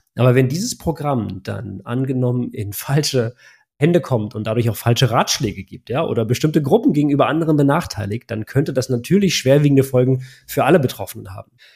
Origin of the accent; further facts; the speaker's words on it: Germany; bei uns in Deutschland